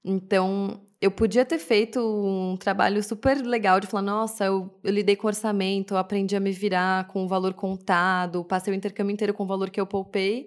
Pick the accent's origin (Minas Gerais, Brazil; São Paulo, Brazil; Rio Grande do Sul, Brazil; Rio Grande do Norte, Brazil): São Paulo, Brazil; Sim, eu sou de São Paulo. Nasci em São Paulo, meus pais também. Cresci aqui